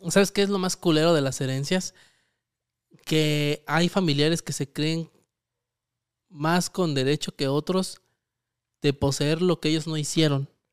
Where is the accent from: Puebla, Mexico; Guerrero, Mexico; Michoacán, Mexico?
Michoacán, Mexico; nosotros somos de Michoacán